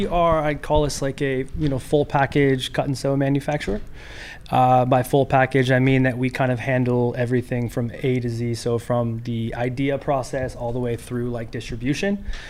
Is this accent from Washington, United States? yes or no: yes; Renton, Washington, United States; moved away as an adult; now in Los Angeles, United States; I'm originally from Seattle.